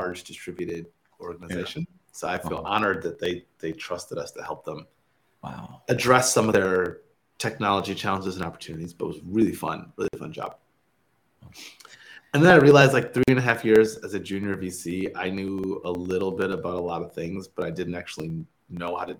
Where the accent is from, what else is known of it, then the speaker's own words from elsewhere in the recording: Michigan, United States; moved away as an adult; also born or lived in Stanford; I'm from Michigan originally. Like, tech was not a big part of like my upbringing